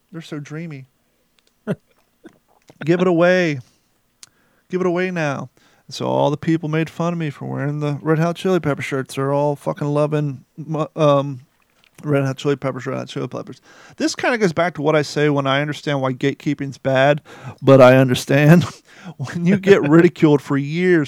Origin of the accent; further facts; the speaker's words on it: Ohio, United States; also born or lived in Kentucky; growing up in Ohio around a mixture of people